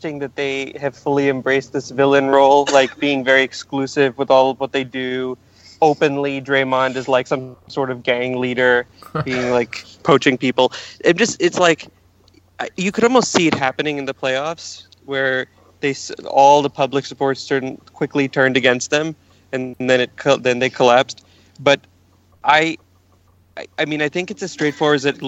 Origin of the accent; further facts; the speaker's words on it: United States; that was high school growing up in America.